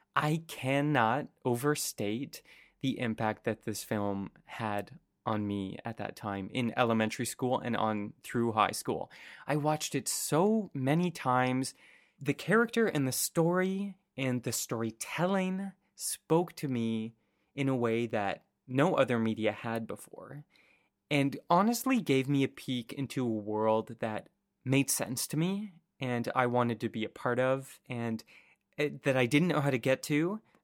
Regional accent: Canada; also born or lived in San Francisco; as a Canadian

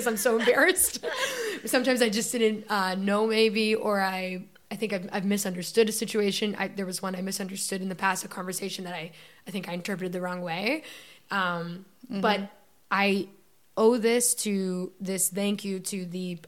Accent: Canada; I'm Canadian

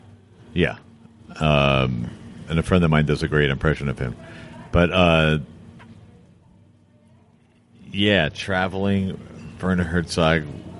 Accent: United States; I'm an American.

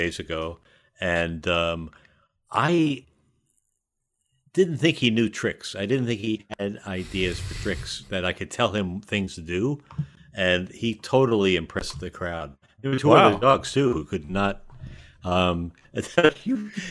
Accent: Long Island, New York, United States; also born or lived in Queens, New York City; now in Glendale, United States; Born in New York and then Long Island. Grew up on Long Island

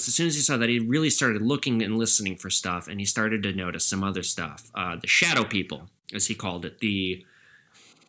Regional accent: Edina, Minnesota, United States; now in Minneapolis, United States; I'm from Edina, Minnesota

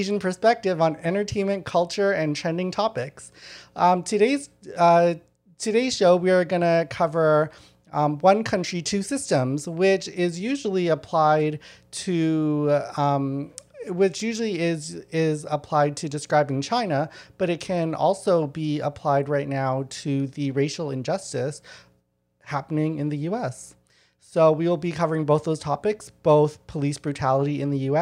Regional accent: Winnipeg, Manitoba, Canada; I grew up in Winnipeg, which is also known as the Detroit of Canada

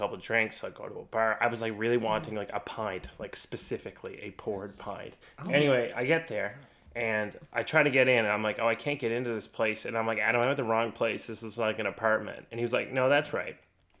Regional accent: Newfoundland and Labrador, Canada; I'm a Newfoundlander

